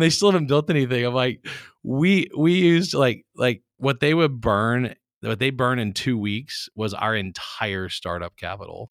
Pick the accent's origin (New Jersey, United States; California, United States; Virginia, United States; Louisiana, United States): Louisiana, United States; Baton Rouge; I'm from Baton Rouge, Louisiana, so I'm a South Louisiana guy who grew up in a family of people who didn't use computers